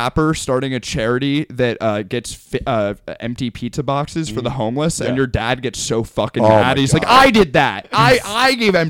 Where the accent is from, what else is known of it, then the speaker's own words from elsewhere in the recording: New Jersey, United States; But I'm from New Jersey.